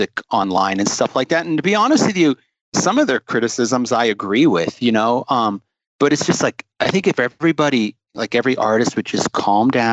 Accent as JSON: {"language": "English", "region": "South Florida", "country": "United States", "tie": "born or raised there", "also_born_or_lived": "Ohio / Boca Raton, Florida", "moved": "yes", "lives_now": "Utah, United States", "said": "I was born in Ohio, but I grew up in South Florida"}